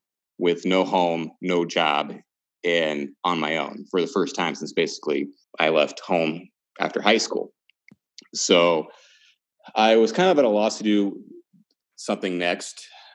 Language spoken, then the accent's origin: English; Georgia, United States; also born or lived in Washington, United States; But I was born and raised in Georgia. You couldn't tell by my accent.